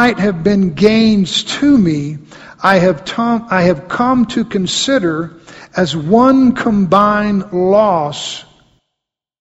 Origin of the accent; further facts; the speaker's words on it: Mississippi, United States; I grew up in Mississippi. I remember growing up in Mississippi as a kid